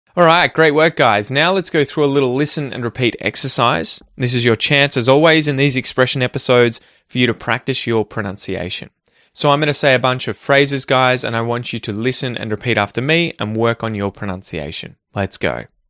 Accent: Australia; growing up in Australia

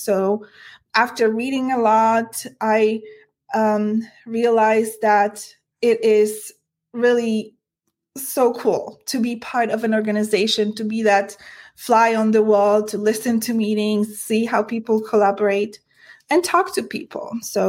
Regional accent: Poland; now in United States; I am an immigrant myself. I came to the US from Poland, and I am a woman.

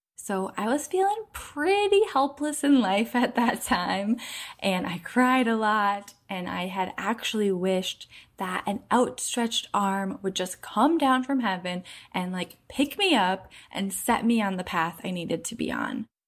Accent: Minneapolis, Minnesota, United States; I grew up in Minneapolis, where there's lots of lakes, over ten thousand apparently

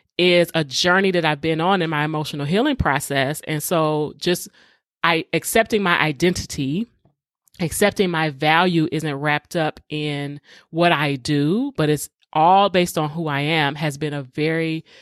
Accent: Detroit, Michigan, United States; even though I grew up in Detroit public schools and the majority of the students were black.

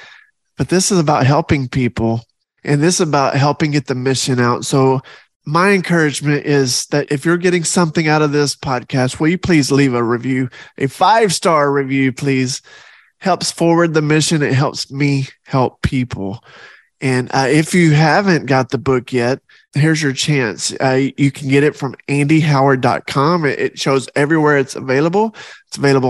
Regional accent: the South, United States; I'm from the South

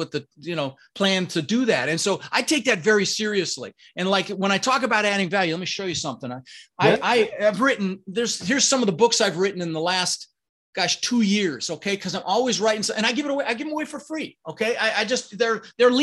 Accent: Denver, Colorado, United States; English is a second language; moved away as an adult; also born or lived in Netherlands; I grew up in Denver

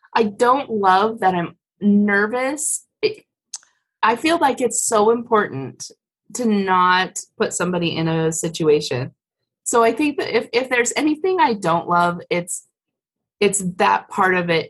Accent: Colorado, United States; I grew up in Colorado

